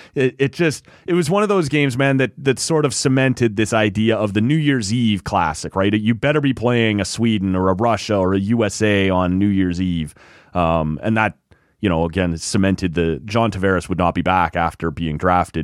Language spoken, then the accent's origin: English; Oshawa, Ontario, Canada; I grew up in Oshawa